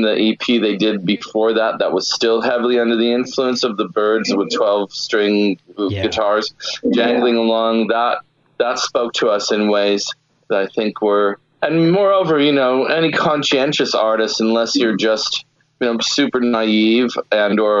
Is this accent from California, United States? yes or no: yes; Santa Barbara, California, United States; also born or lived in Richmond, Virginia; where I grew up in Santa Barbara